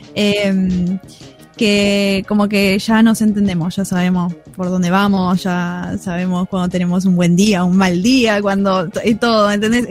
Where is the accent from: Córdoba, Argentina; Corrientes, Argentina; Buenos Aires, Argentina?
Buenos Aires, Argentina; Escobar / Tigre; Nosotras somos eh, de Escobar y de Tigre